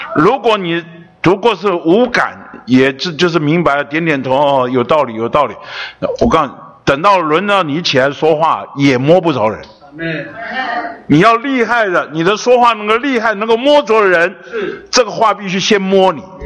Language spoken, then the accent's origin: Chinese; Taipei, Taiwan; 我是从小出生在北投